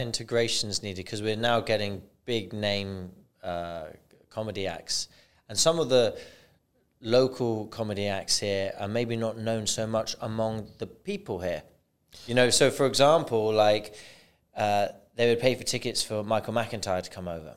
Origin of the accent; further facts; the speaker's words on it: Bristol, South West England, United Kingdom; now in United Arab Emirates; "I'm from Bristol." And that's where I'm from now